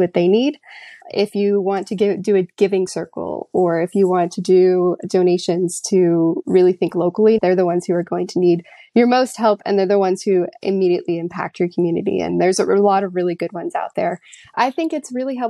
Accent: Florida, United States; now in Virginia, United States; I currently live in Virginia, but I'm actually from Florida

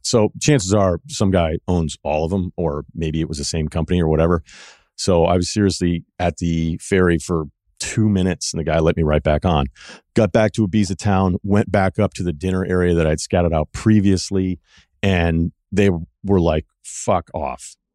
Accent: Martha's Vineyard, Massachusetts, United States; I'm from Martha's Vineyard

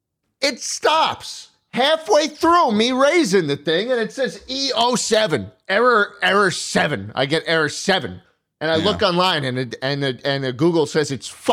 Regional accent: New York, United States; I'm from New York, man.

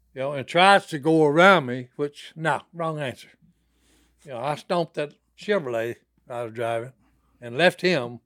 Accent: Dixie, Louisiana, United States; we had a pond where we grew up in Dixie, Louisiana.

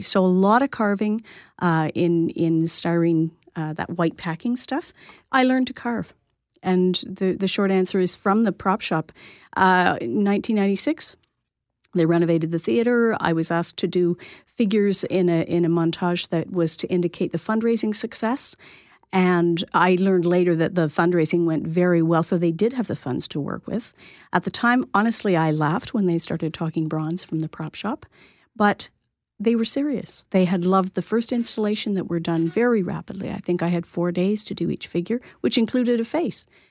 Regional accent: Lindsay, Ontario, Canada; moved away as an adult; I grew up on a small farm and went to school, a high school in Little Lindsay.

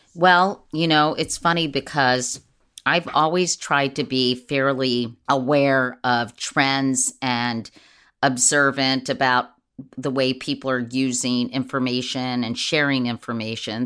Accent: Washington, District of Columbia, United States; growing up in Washington, D C, or at least in the D C area

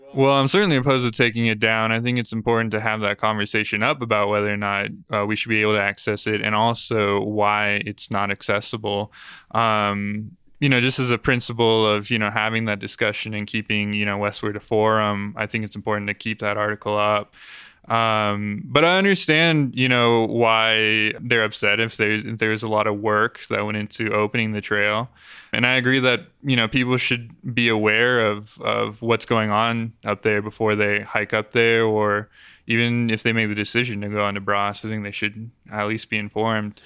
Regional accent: Aurora, Colorado, United States; I grew up on, in Aurora near Parker Peoria area

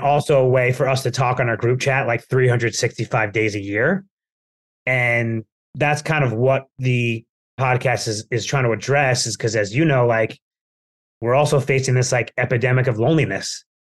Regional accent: Plainview, New York, United States; moved away; I was in Plainview, which we can say is my hometown, we're both Long Islanders

